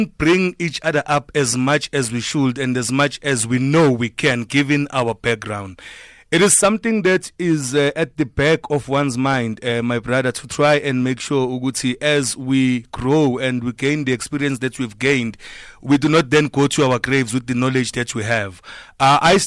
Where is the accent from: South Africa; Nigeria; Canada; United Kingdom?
South Africa; Durban, KwaZulu-Natal; I'm proud of my town. I'm from Chester